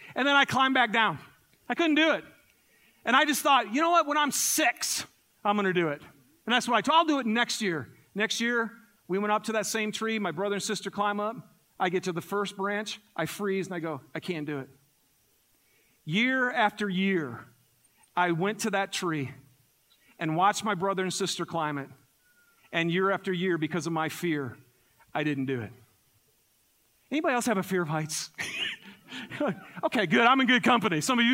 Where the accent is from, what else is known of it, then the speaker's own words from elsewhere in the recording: Michigan, United States; So I'm from Michigan originally, and I grew up in the forest of Michigan.